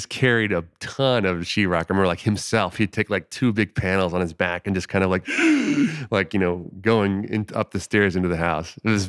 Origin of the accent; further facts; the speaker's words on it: Florida, United States; But in my specific case, I grew up in Florida.